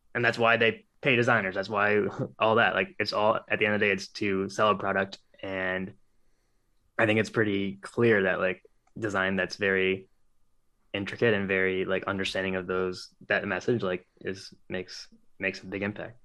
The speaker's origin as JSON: {"language": "English", "town": "Cleveland", "region": "Ohio", "country": "United States", "tie": "born or raised there", "said": "born and raised in Cleveland, Ohio"}